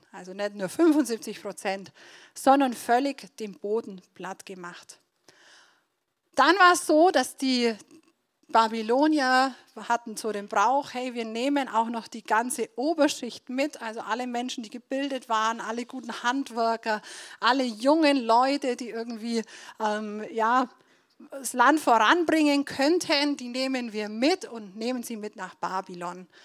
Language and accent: German; Donauwörth, Bavaria, Germany; now in Nördlingen, Germany; dass ich in Donauwörth aufgewachsen bin. Also ich komme ursprünglich aus Donauwörth